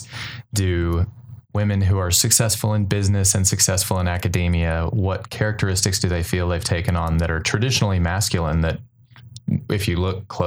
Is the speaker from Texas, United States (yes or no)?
yes; College Station, Texas, United States; I am from College Station. I grew up here.